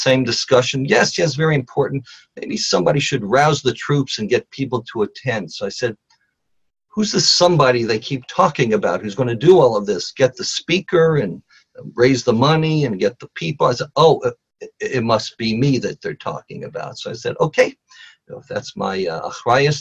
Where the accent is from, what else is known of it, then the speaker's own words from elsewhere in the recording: Los Angeles, California, United States; also born or lived in Nashville, Tennessee; I grew up here in Los Angeles.